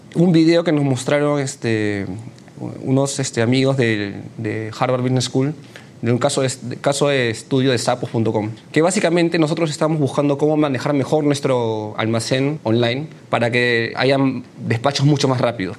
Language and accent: Spanish; Peru; also born or lived in China; cuando regresé a Perú